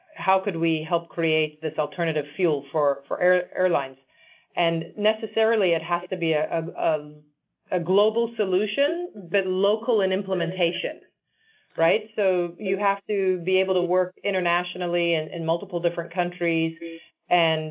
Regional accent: Zimbabwe; born or raised there; moved away; also born or lived in Washington, D.C.

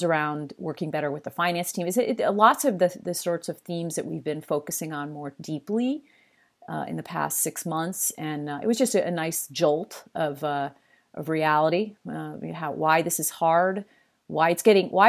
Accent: East Coast, United States; I'm from the East Coast.

